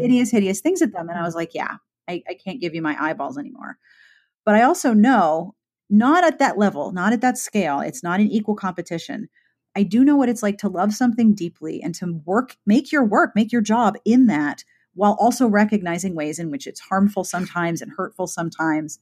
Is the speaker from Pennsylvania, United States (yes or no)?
yes; Pittsburgh, Pennsylvania, United States; I am from Pittsburgh